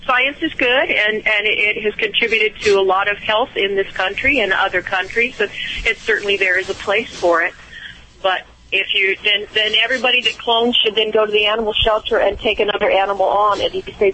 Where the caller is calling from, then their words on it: Oregon, United States; Oregon State.